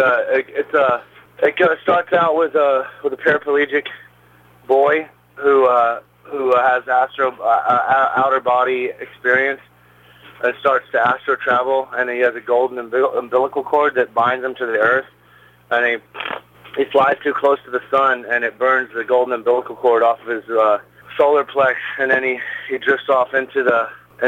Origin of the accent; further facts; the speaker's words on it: Alabama, United States; now in Atlanta, United States; I'm from Alabama